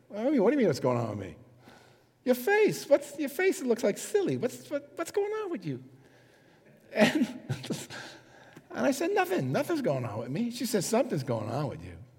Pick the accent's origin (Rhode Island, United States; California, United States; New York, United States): New York, United States; New York City; moved away as an adult; also born or lived in Bronx; I grew up in Manhattan, and uh, through all the trouble, so 28 years or something, 27 years in Manhattan